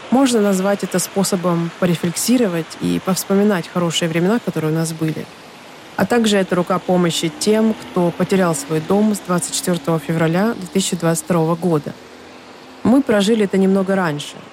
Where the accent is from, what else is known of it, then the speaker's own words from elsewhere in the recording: Donetsk, Donetsk Oblast, Ukraine; moved away as an adult; я родилась и выросла в Донецке. Это мой родной город.